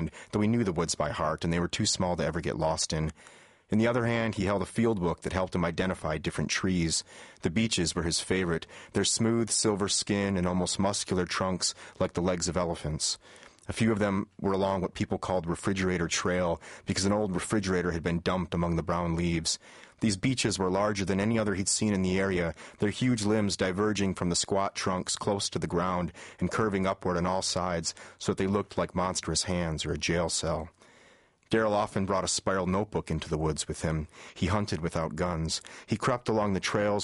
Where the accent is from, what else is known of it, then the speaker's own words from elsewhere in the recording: Michigan, United States; like myself, born and raised in Michigan